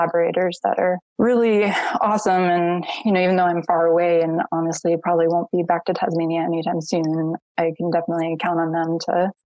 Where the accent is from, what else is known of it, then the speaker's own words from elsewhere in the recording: Connecticut, United States; moved away; also born or lived in Rhode Island / Hawaii; I'm actually from the East Coast of the United States, a little state called Connecticut, which is pretty much the space between Boston and New York. But yeah, I grew up in the middle of the woods